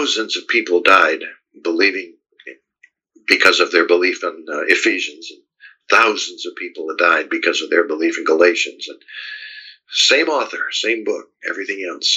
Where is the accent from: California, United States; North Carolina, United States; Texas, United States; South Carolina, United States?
South Carolina, United States; the people of my home state here in South Carolina